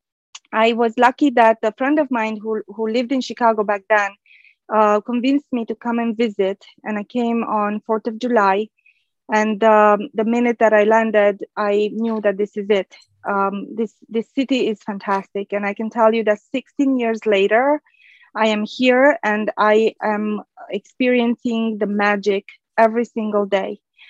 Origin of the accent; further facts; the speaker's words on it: Romania; born there; English is a second language; So I speak Romanian because I was born in Romania. And back home, I used to be fluent in Spanish and French. And then I had to learn English